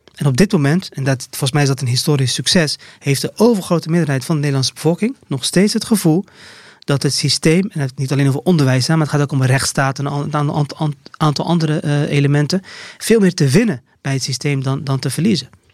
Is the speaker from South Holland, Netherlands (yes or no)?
yes; Rotterdam, South Holland, Netherlands; ik als Rotterdammer